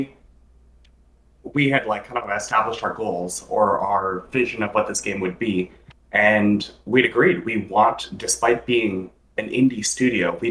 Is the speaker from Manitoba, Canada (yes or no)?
no; Toronto, Ontario, Canada; we're from Toronto